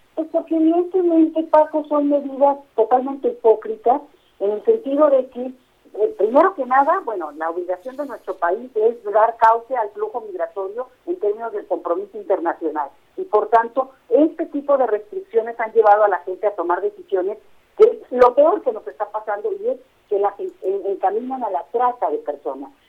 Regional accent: Mexico

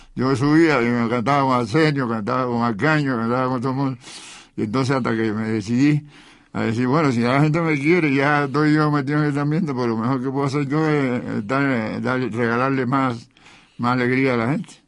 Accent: Cuba; moved away as an adult; now in Mexico; Yo llevo más años viviendo aquí que en Cuba. Tuve, yo, yo llevo 55 años viviendo aquí

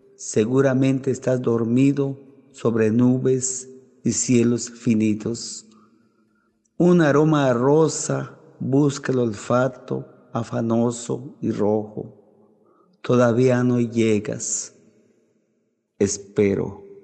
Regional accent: Huitiupán, Chiapas, Mexico; de mi pueblo Santa Catarina Las Palmas, municipio de Gutiupán

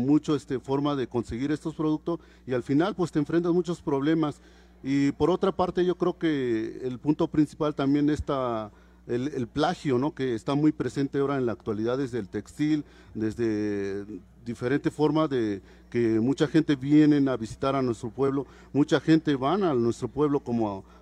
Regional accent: Oaxaca, Mexico; first language Mazatec; Spanish is a second language; Antes que nada, un saludo en, en, mi lengua materna, que es el mazateco.

